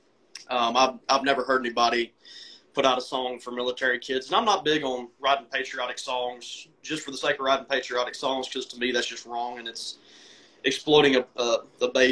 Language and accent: English; Chesapeake area, Virginia, United States; moved away; also born or lived in Charleston; we all grew up like kind of in a, always going to the beach